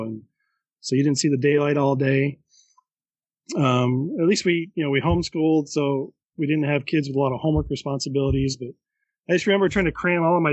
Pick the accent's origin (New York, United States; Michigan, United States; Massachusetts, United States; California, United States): Michigan, United States; Holland; we're from Holland, Michigan.